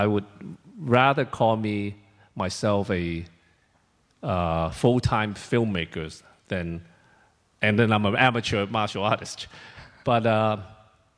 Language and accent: English; Hong Kong; also born or lived in China; I was born in China, and when I was 2 years old, my father took me to Hong Kong from China because that was before China really opened up. And I was separated with my mom for almost 8 years while I was living in Hong Kong with my father.